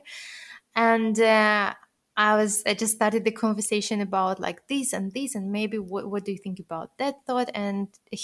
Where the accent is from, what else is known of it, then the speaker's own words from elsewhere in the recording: Russia; moved away; I'm originally born and raised in Russia